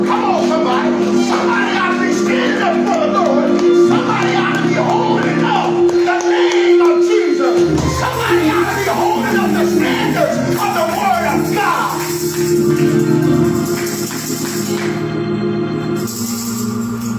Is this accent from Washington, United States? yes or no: no; Missouri, United States; I'm from Missouri